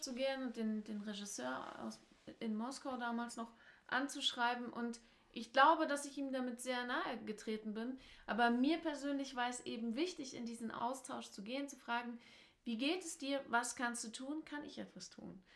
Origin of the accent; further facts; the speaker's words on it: Germany; als Deutsche